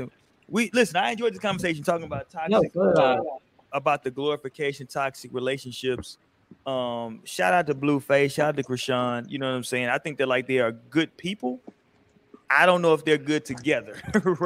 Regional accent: California, United States; I'm from Cali

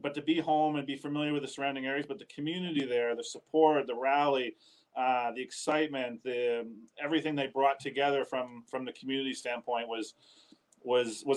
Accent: Riverview, New Brunswick, Canada; moved away as an adult; also born or lived in Calgary, Alberta; now in Nova Scotia, Canada; I grew up playing baseball in New Brunswick, Riverview

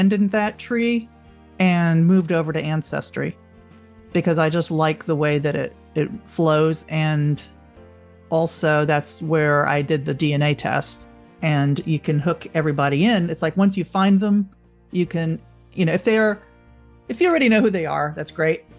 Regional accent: Long Island, New York, United States; when I was growing up on Long Island

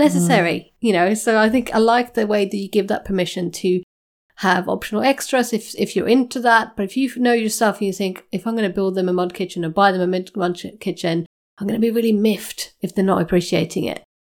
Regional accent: Sweden; moved away; I'm, I'm Nordic. I come from Sweden

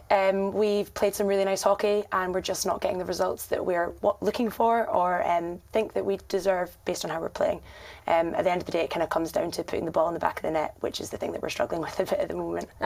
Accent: Scotland, United Kingdom; moved away as an adult; also born or lived in Durham; am from Scotland, you might have guessed by the accent.

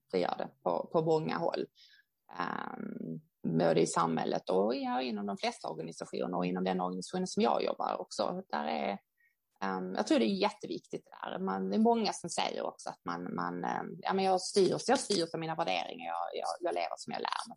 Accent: Sweden; vi som svenskar

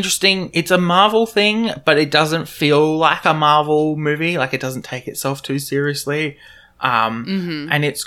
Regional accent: Australia; accent: Australian; my lovely Australian accent

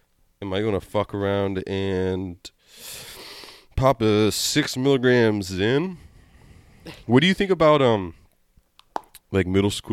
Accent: Tulsa, Oklahoma, United States; accent: Southern; now in Portland, United States; Tulsa, Oklahoma, I'll tell you right now.

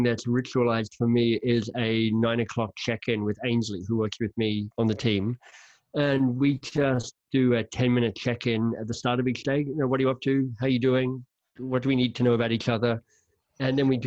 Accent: Canberra, Australian Capital Territory, Australia; moved away as an adult; now in Toronto, Canada; I am Australian. I grew up in Canberra.

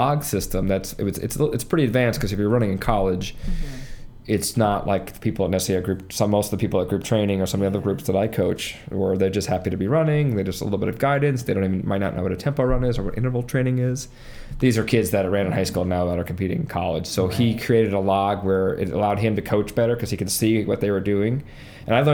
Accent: Long Island, New York, United States; I'm from Long Island. I went to Chaminade High School

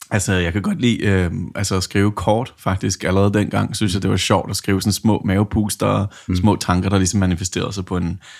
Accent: New Zealand; also born or lived in England; jeg kan jo sige måske lidt om min baggrund, at jeg er vokset op på New Zealand og født i North England, og der, der startede man jo en lille smule tidligere

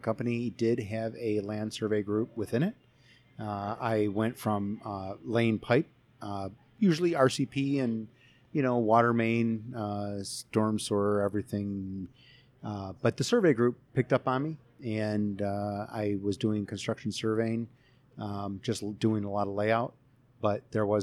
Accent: Chicago, Illinois, United States; also born or lived in Florida; I am from the Chicagoland area

